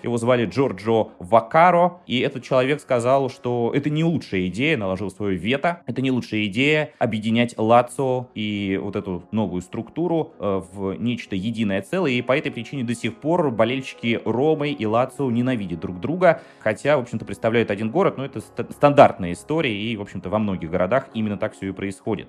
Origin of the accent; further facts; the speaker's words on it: Saint Petersburg, Russia; я из Петербурга